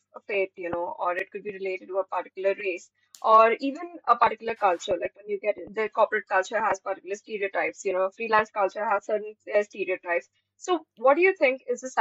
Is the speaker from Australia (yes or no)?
no; India; as an Indian, there are certain stereotypes with, you know, the way I speak